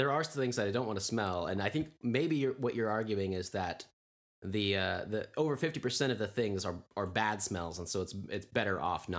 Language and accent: English; Tulsa, Oklahoma, United States; In growing up in Tulsa